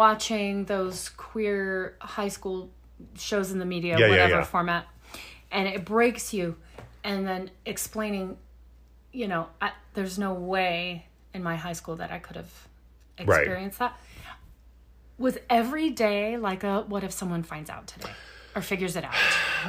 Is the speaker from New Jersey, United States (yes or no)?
no; Louisiana, United States; born there; also born or lived in Texas; so I was born in Louisiana and then we moved to East Texas for a while. We're not getting any snow in Houston and Corpus Christi. And so then, northern Louisiana, there was always a glimmer of hope.